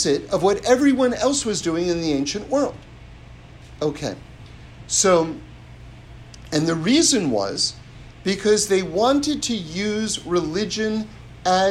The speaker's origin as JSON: {"language": "English", "region": "New York", "country": "United States", "tie": "born or raised there", "said": "I grew up on the Upper West Side of New York, right? 79th and Broadway"}